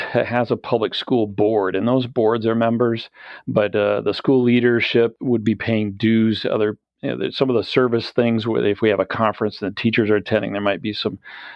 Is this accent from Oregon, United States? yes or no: no; Okemos, Michigan, United States; I grew up just east of Lansing in the Okemos area